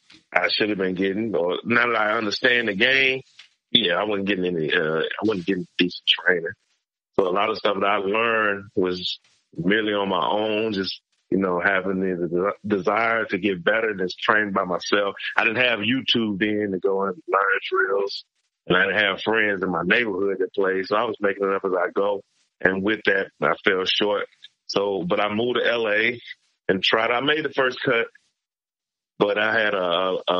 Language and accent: English; Mississippi, United States; born or raised there; moved away; also born or lived in Los Angeles / Phoenix